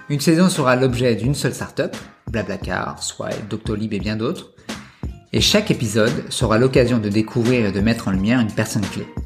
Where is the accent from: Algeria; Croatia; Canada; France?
France; Paris, Île-de-France; also born or lived in Montpellier / Scotland / Toulouse; j'ai grandi à Paris